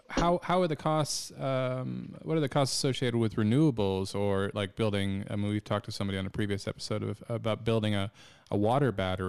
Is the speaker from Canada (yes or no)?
yes; British Columbia, Canada; moved away; I'm Canadian, so I actually come from British Columbia